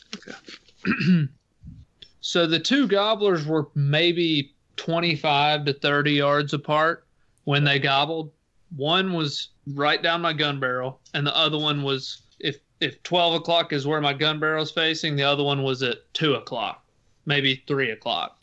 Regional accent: Tennessee, United States; born or raised there

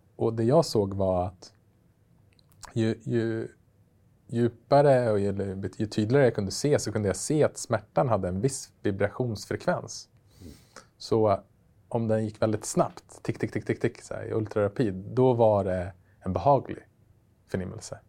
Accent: Västerås, Västmanland, Sweden; moved away; min gamla hemstad Västerås där jag växte upp

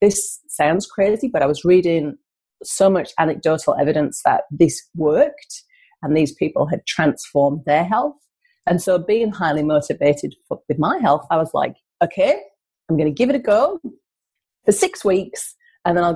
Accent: North East England, United Kingdom; now in Australia; as you can tell from my accent, I'm not Australian. I've come from the northeast of England

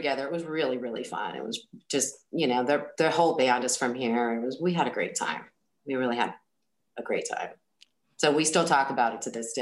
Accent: Bay Area, California, United States; We're from the same area, right? So we're from the Bay Area. Music scene, Oakland, Berkeley kind of music scene

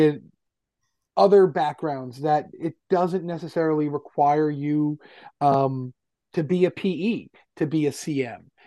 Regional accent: Westchester County, New York, United States; moved away as an adult; also born or lived in Yonkers, New York / Washington, D.C.; I grew up in Westchester County

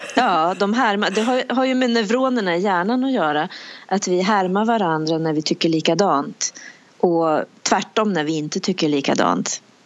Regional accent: Bollnäs, Gävleborg County, Sweden; moved away; also born or lived in United Kingdom; jag är en tjej från Bollnäs

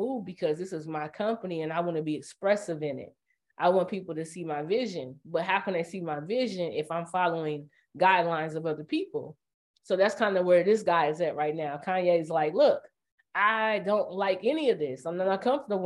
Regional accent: Indiana, United States; I'm from Indiana

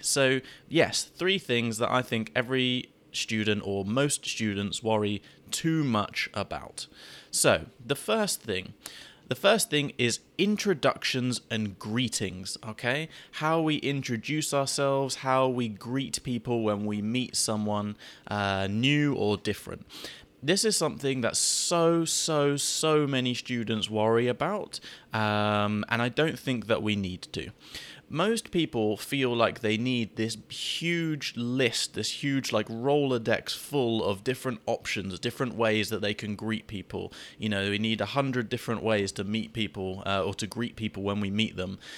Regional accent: United Kingdom; I'm British

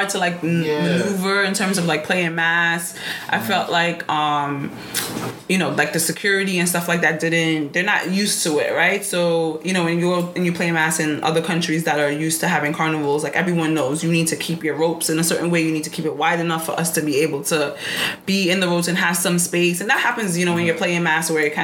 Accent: Trinidad & Tobago; I'm Trinidadian

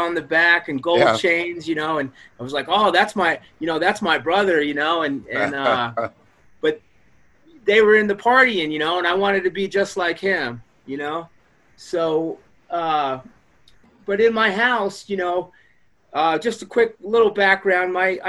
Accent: New York, United States; So, but yeah, man, I grew up on Long Island, about 50 minutes outside of Manhattan. Suburbia, middle class.

